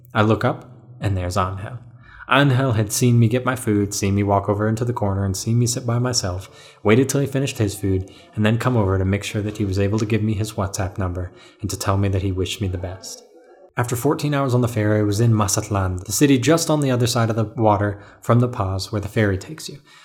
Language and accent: English; Colorado, United States; he saw that I was from Colorado